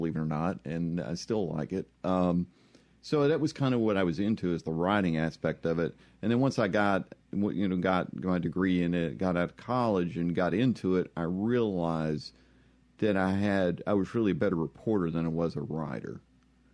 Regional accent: East Texas, United States; moved away as an adult; now in Mississippi, United States; I grew up in East Texas, which is very much the South

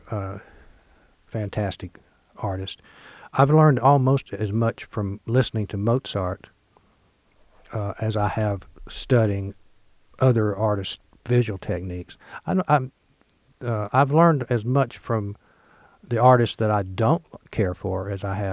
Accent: Oxford, Mississippi, United States; born or raised there

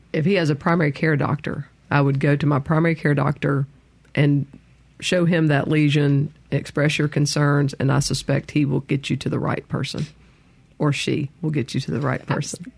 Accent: Meridian, Mississippi, United States; Grew up in Meridian

